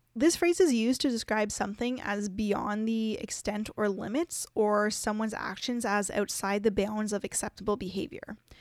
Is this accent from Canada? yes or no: yes; Canada; us as Canadians